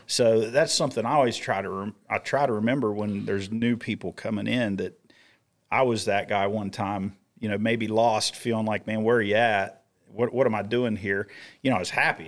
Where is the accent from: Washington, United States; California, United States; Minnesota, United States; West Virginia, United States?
West Virginia, United States; Grafton; I was in that family circle of my hometown in Little Grafton, West Virginia